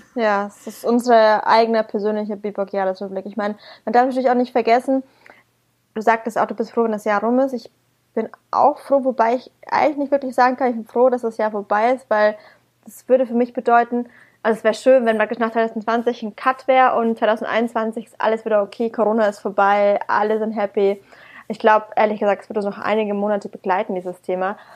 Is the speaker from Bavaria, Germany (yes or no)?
yes; Bamberg, Bavaria, Germany; now in Berlin, Germany; aus meiner Heimat Bamberg